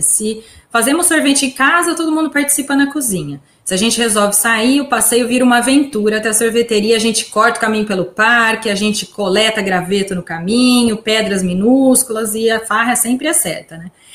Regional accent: São Carlos, São Paulo, Brazil; moved away as an adult; now in United States; originalmente eu sou de São Carlos

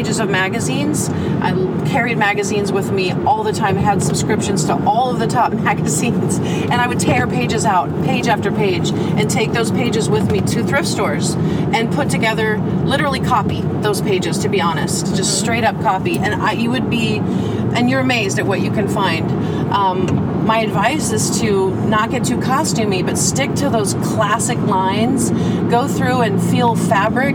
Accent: Oregon, United States; growing up in Oregon, which was a small town.

